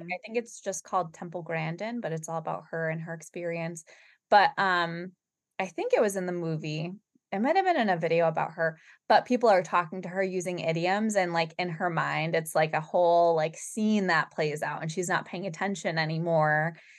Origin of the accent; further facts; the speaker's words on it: Boston, Massachusetts, United States; we're from Boston, Massachusetts